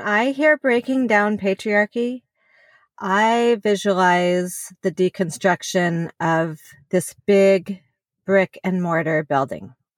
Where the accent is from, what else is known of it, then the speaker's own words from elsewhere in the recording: Salt Lake City, Utah, United States; also born or lived in California; I was born in California, but was mostly, uh, raised in Salt Lake City. We moved there when I was pretty young